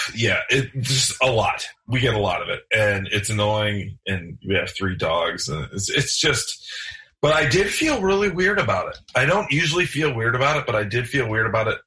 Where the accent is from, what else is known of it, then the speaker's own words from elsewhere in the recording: Michigan, United States; I'm from Michigan